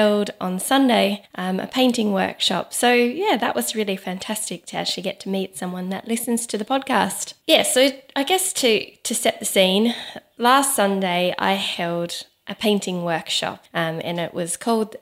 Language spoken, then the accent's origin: English; Adelaide, South Australia, Australia; moved away; my hometown, Adelaide.